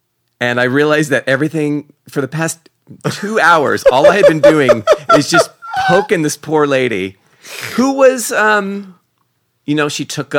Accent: Oakland, California, United States; Yeah, because I grew up in Oakland.

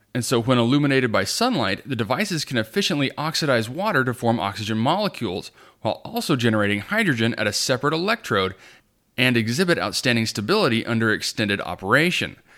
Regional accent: New Mexico, United States; my home state of New Mexico

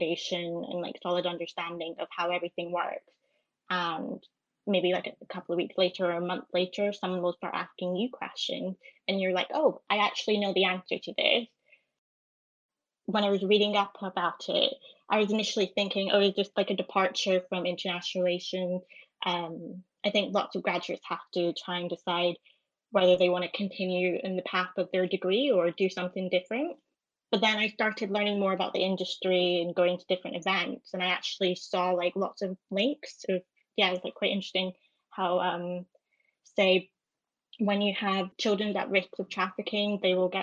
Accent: Edinburgh, Scotland, United Kingdom; moved away as an adult; now in London, United Kingdom; I'm from Edinburgh, and I moved to London over in June.

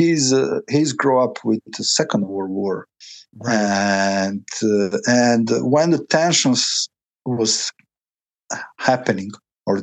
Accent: Croatia; also born or lived in Bosnia and Herzegovina / Germany; now in Paris, France; I grew up in the Croatia, then I landed in Germany.

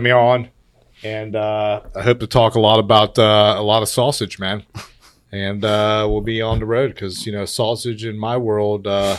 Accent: Cincinnati, Ohio, United States; I was born and raised here in Eastside in Anderson, buddy. I went to Turpin High School. Go Spartans, 95 graduate.

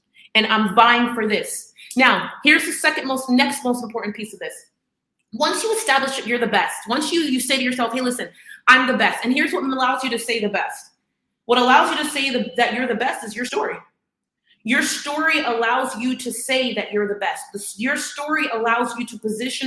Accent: Miami, Florida, United States; I'm from Miami

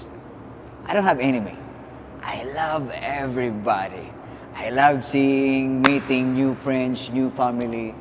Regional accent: Philippines; being a Filipino

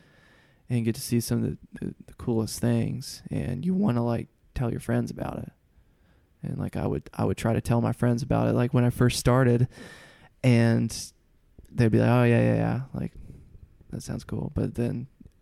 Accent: Huntsville, Alabama, United States; moved away as an adult; also born or lived in Middle Tennessee / Mississippi / Nashville, Tennessee; So I am from Huntsville, Alabama, which is extreme North Alabama. I mean, I'm like 20 or 30 minutes from the Tennessee line. I grew up fishing in both states.

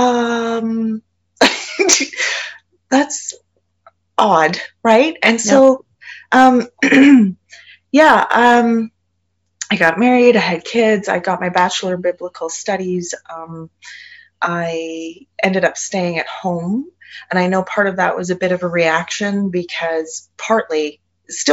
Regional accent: Canada; I'm Canadian

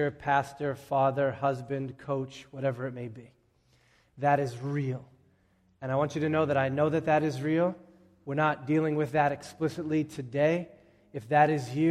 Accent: Boston, Massachusetts, United States; having grown up around here

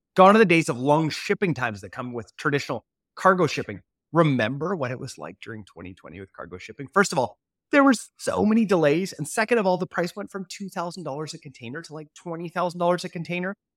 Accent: Canada; as a Canadian

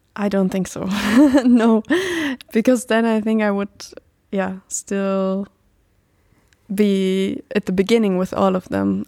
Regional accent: Germany; I'm twenty-five years old now and I'm from Germany.

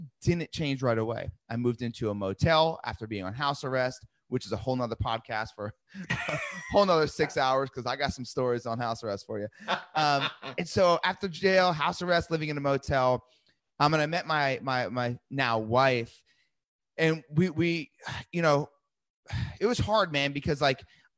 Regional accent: New Jersey, United States; I grew up in New Jersey

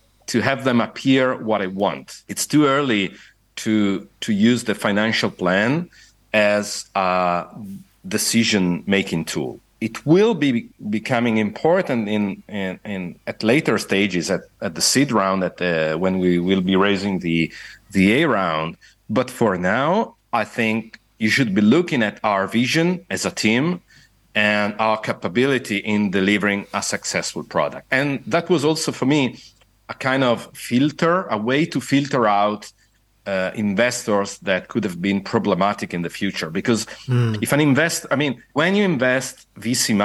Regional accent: Italy; now in Dublin, Ireland; I, as an Italian

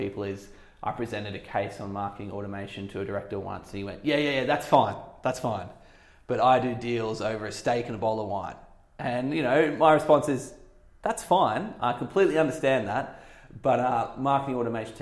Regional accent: Australia; moved away as an adult; now in London, United Kingdom; I'm an Aussie expat. I've been over here for about coming up to 3 years now

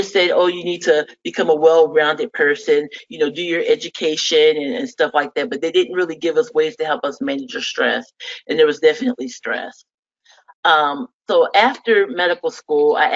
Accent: Fort Wayne, Indiana, United States; I'm actually originally from the Midwest, Fort Wayne, Indiana

